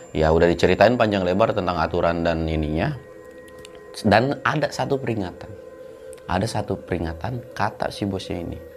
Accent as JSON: {"language": "Indonesian", "region": "West Java", "country": "Indonesia", "said": "Oh, dari Jawa Barat kita, Bang, bertiga."}